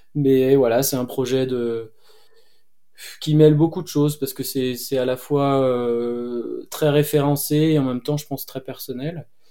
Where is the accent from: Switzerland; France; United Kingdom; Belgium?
France; Cévennes, Occitania; Moi, je suis né dans les Cévennes